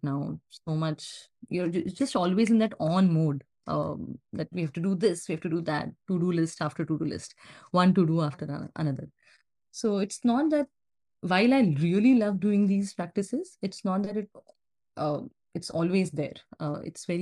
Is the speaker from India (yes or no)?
yes; central India, India; now in San Francisco Bay Area, United States; I was born and raised in Central India, but now I live in SF Bay Area, San Francisco Bay Area.